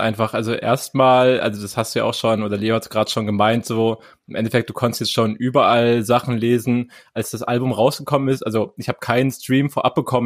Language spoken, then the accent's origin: German; East Germany, Germany; ich komme aus dem Osten